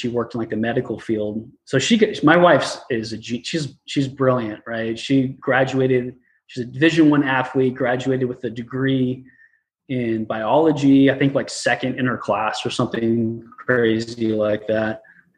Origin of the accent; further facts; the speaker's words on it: Arizona, United States; moved away as an adult; also born or lived in Oregon / Tampa Bay, Florida / San Diego; I'm from Arizona. All my family's still there